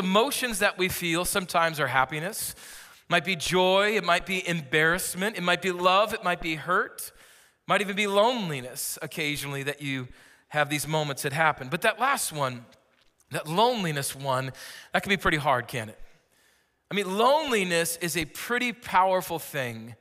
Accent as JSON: {"language": "English", "region": "California", "country": "United States", "said": "I am from California. I'm not moving here"}